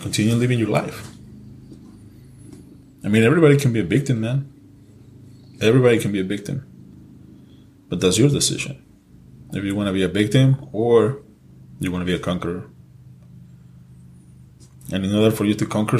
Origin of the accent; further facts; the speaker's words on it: Mexico; English is a second language; moved away; also born or lived in California; I was born in California, but I was raised in Mexico. So yeah, English is my second language.